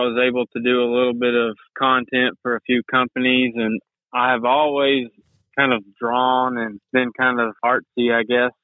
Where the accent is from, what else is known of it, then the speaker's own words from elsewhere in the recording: White House, Texas, United States; also born or lived in Tyler, Texas; So I'm from Tyler, Texas. I actually grew up in White House, Texas. That's just right outside of Tyler.